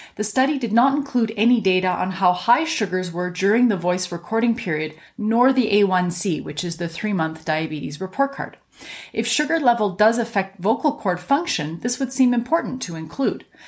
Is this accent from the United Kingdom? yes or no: no; Canada; I'm a Canadian physician